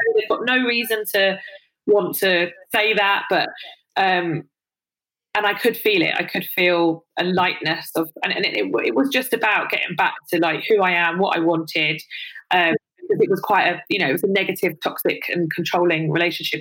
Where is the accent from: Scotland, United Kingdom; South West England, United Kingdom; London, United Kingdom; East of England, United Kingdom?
London, United Kingdom; I grew up in London